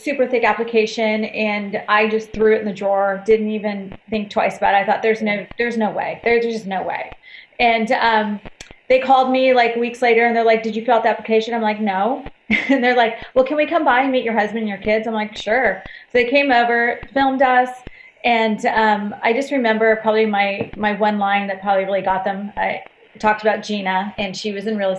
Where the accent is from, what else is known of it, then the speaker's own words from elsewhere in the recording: Glendora, California, United States; now in Orange County, United States; I grew up in Glendora, California